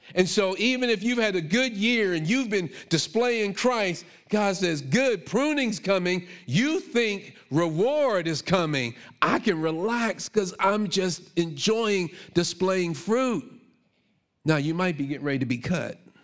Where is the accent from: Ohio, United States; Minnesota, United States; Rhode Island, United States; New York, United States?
New York, United States; New York City; growing up in Brooklyn